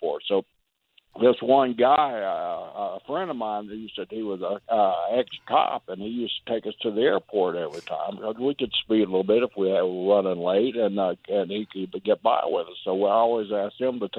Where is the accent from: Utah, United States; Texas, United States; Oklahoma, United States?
Oklahoma, United States; I grew up in Oklahoma, a little country boy.